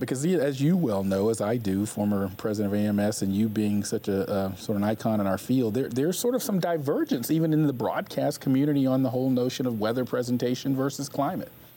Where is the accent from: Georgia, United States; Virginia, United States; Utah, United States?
Georgia, United States; Atlanta; I grew up in the Atlanta, Georgia area